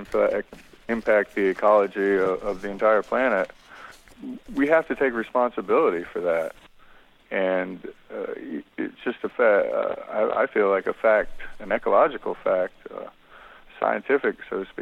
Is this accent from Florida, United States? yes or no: no; North Carolina, United States; moved away; growing up in North Carolina